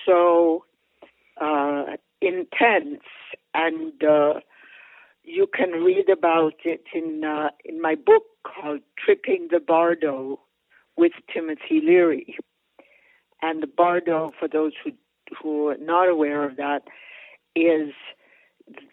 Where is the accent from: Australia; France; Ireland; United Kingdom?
France; Paris, Île-de-France; moved away; I grew up in Europe. I grew up in Paris. I'm fundamentally European